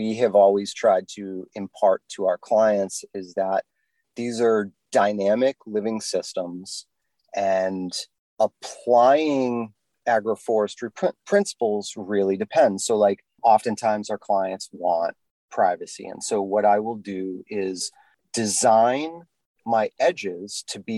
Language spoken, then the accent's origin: English; New England, United States; I'm from New England